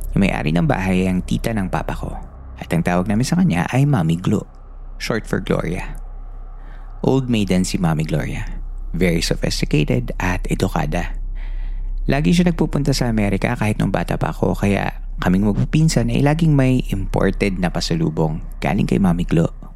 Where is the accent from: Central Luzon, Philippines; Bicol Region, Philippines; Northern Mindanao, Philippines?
Central Luzon, Philippines; Batang 90s ako at lumaki ako sa Bulacan sa isang barangay na kung tawagin ay San Gabriel